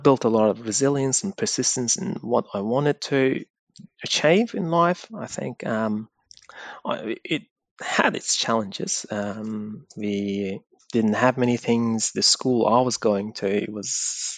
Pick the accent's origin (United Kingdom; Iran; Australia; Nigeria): Iran; moved away; also born or lived in Afghanistan; I was living in a refugee camp in Iran, so there wasn't many things that I could really do. I am from Afghanistan and we were living as illegal migrants in Iran